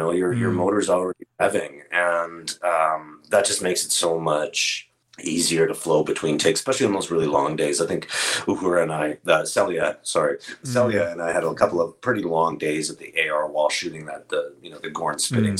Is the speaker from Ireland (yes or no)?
no; Canada; being Canadian